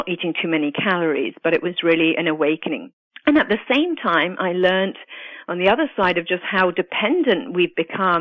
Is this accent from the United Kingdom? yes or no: yes; United Kingdom; also born or lived in Italy; now in United States; I'm actually Italian and grew up in the UK